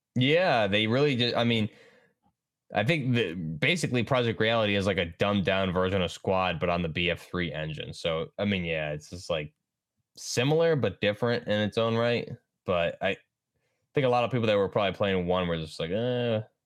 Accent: New York, United States; I'm just from New York

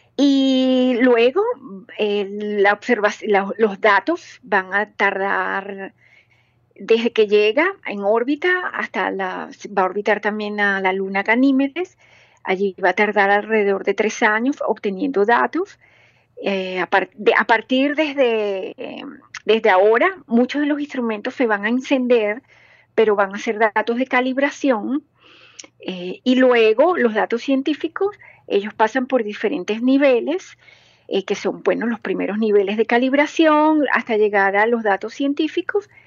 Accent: Venezuela; now in Germany; como venezolana, como latinoamericana

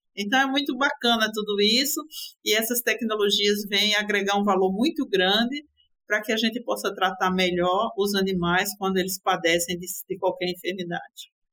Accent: Recife, Pernambuco, Brazil; minha terra ficou, que é Recife, Pernambuco

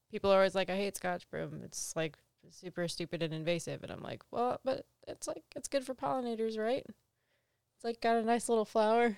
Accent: East Coast, United States; moved away; I'm from the East Coast.

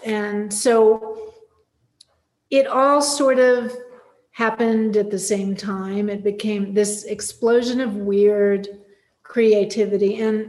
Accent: Palm Springs, California, United States; I grew up in Palm Springs, California, which at that time had maybe 10,000 people living there. Most of them were winter residents, and everything would close up for 4 months from like May to September

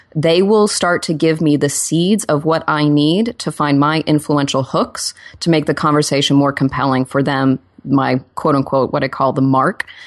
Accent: Oklahoma, United States; now in Los Angeles, United States; I'm also from Oklahoma

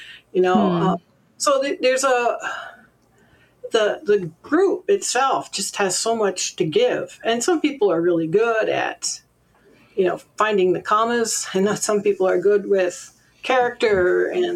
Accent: Vermont, United States; I grew up in Vermont

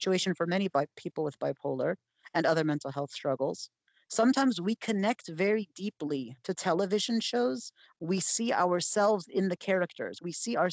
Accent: Maryland, United States; I grew up in Maryland. That's where I was raised.

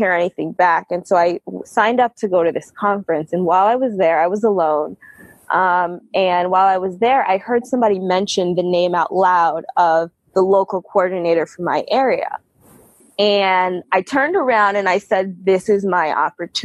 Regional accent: New York, United States; moved away; also born or lived in New Jersey / Michigan; I grew up in New York and then my family moved to New Jersey.

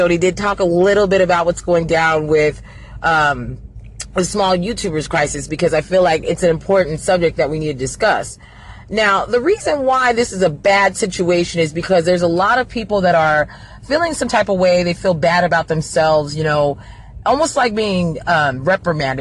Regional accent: United States; I'm not African because I'm not from Africa, so I'm an American

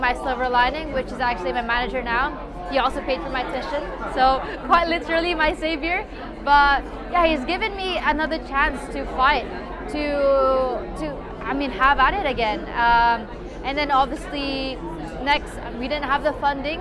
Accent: Philippines; coming from Philippines

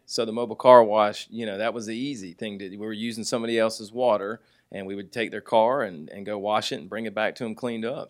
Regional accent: Jonesboro, Georgia, United States; also born or lived in Fort Lauderdale, Florida; grew up on the south side of Atlanta in, uh, Jonesboro and, uh, Eagles Landing area

